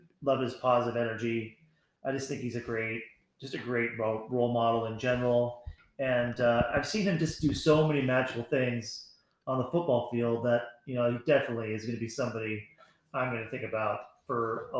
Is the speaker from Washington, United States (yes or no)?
yes; Bellevue, Washington, United States; I was born in Bellevue.